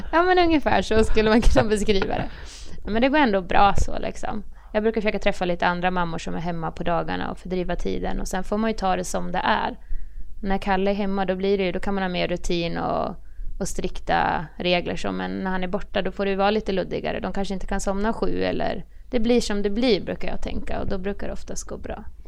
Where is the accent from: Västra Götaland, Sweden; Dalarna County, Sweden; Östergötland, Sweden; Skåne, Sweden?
Dalarna County, Sweden; Horndal; moved away as an adult; also born or lived in Västerås / Linköping; now in Örebro, Sweden; Jag är från Dalarna. Ja. Horndal, det är en liten ort utanför Avesta